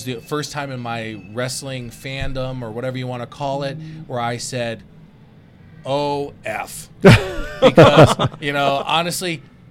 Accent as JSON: {"language": "English", "town": "Detroit", "region": "Michigan", "country": "United States", "tie": "born there", "lives_now": "Las Vegas, United States", "said": "But, you know, being Vegas, quote-unquote, born or lived here for 45 years now"}